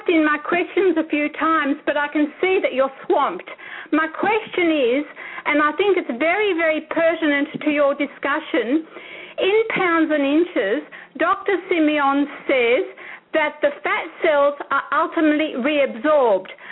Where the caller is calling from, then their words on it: Australia; I'm phoning you from Australia.